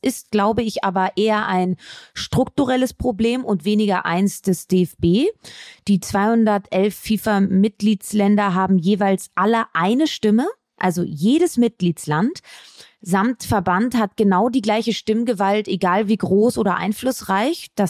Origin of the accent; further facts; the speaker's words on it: Cologne, North Rhine-Westphalia, Germany; Weiberfastnacht heißt das, mein Lieber. Fasching kenne ich nicht als Kölnerin.